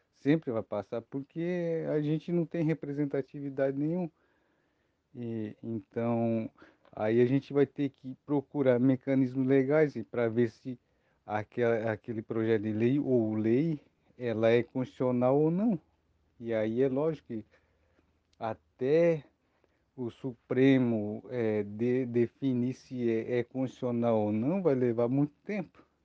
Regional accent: Morro dos Cavalos, Santa Catarina, Brazil; now in Biguaçu, Brazil; eu nasci no Morro dos Cavalos, minha família toda é, é era do Morro dos Cavalos e vieram para cá

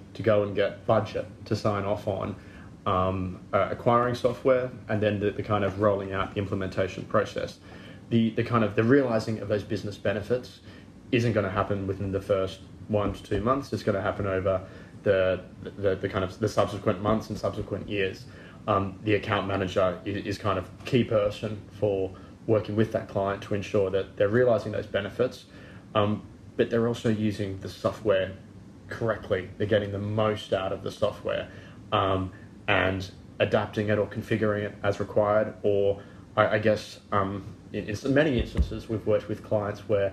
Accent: Australia; now in United Kingdom

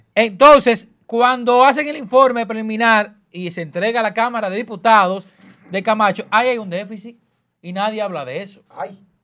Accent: Dominican Republic; como comunicador y como dominicano, ciudadano

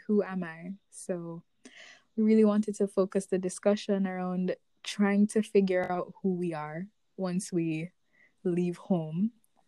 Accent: Jamaica; moved away; growing up Jamaican, specifically our generation of Jamaican

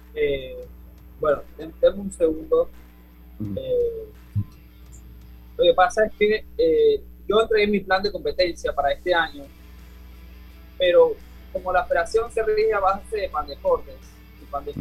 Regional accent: Panama; yo ser selección nacional, campeón en mi país con los récords de 50 y 100 metros libres

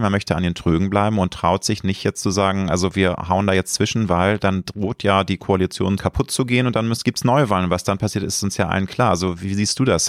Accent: Germany; Ich lebe gerne in Deutschland, ich liebe mein Heimatland.

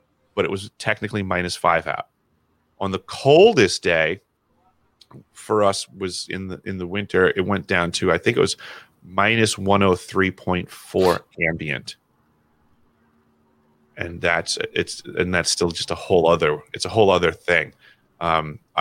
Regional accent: New York, United States; I'm from New York

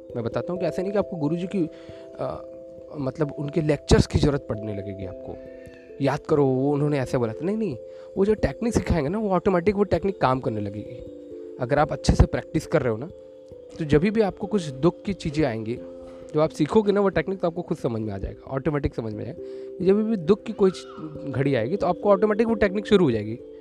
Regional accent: Varanasi, Uttar Pradesh, India; मैं वाराणसी से बिलोंग करता हूँ

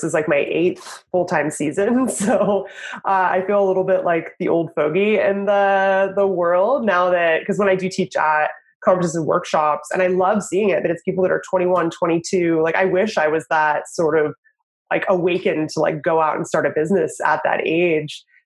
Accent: the Northwest, Pacific Northwest, United States; moved away as an adult; also born or lived in Idaho / Washington / Oregon / Los Angeles; now in Portland, United States; I'm from the Northwest

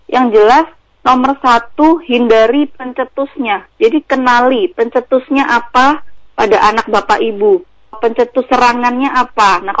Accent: Yogyakarta, Special Region of Yogyakarta, Indonesia; Saya sendiri juga mau pulang ke apa ke Jogja, saya aslinya Jogja itu juga nggak berani dengan hmm. kondisi kayak gini.

